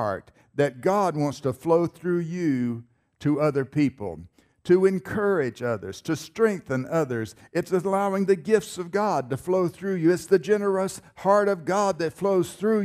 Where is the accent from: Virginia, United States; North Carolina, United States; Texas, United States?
North Carolina, United States; I was born in North Carolina. Maybe you can tell by my accent